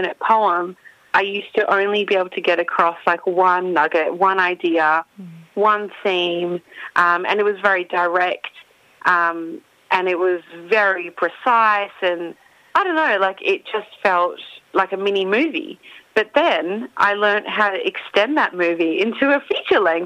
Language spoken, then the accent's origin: English; Perth, Western Australia, Australia; moved away as an adult; also born or lived in Melbourne; now in Perth, Australia; my childhood, growing up in Perth